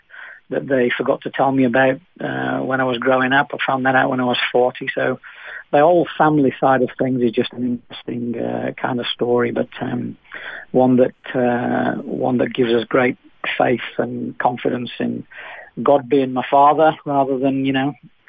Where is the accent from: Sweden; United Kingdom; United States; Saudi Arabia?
United Kingdom; Manchester, North West England; accent: British; moved away as an adult; also born or lived in Nottingham / Spain; now in Australia; I was born in Manchester, England. It's the city in the north of England